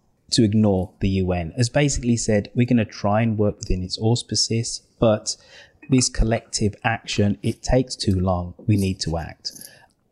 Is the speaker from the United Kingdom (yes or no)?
yes; United Kingdom; I'm British